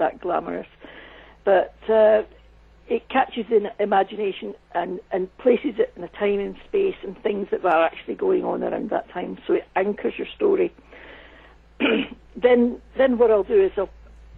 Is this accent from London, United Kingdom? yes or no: no; Scotland, United Kingdom; moved away as an adult; also born or lived in United States; I did work in the States for many years, and there's one thing I know, it's about working in the USA as a Scottish woman